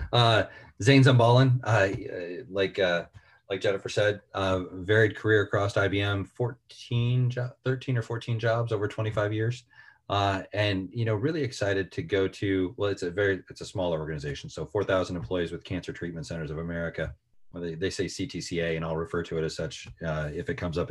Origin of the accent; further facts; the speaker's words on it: Central Illinois, United States; I grew up in Central Illinois, which is a town of about 4,500 people